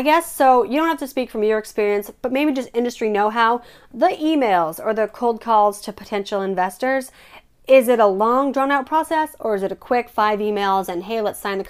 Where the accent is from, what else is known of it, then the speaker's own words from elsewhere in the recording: Colorado, United States; And you know me, I'm from Colorado, so I gotta support the home team.